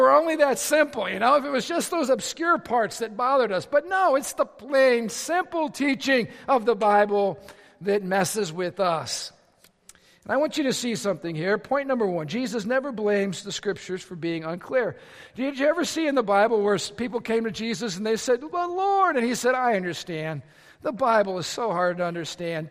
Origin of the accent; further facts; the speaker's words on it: Lake County, Indiana, United States; I was raised right here in Lake County, Indiana. I'm a region rat.